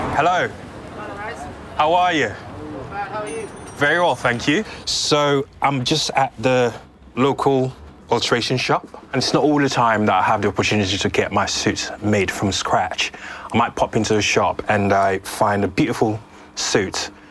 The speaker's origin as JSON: {"language": "English", "country": "Sierra Leone", "tie": "born or raised there", "moved": "yes", "said": "growing up in Sierra Leone"}